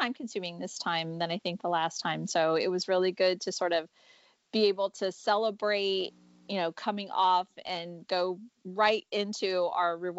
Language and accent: English; Canada; I was born in Canada